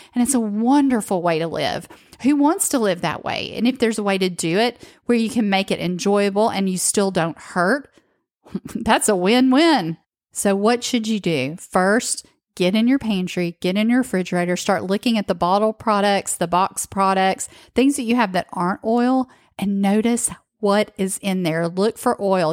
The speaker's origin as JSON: {"language": "English", "region": "the South", "country": "United States", "tie": "born or raised there", "said": "I grew up in the South"}